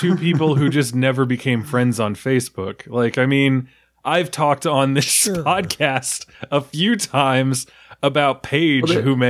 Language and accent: English; New York, United States; I'm from New York